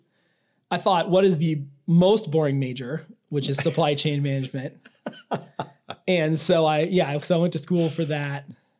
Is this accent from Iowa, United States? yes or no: yes; central Iowa, United States; now in Phoenix, United States; I am from Iowa, central Iowa.